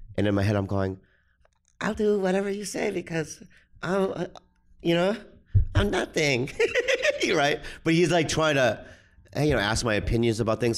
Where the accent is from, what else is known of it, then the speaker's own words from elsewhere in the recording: San Diego, California, United States; also born or lived in Minnesota; I was raised in the suburbs, San Diego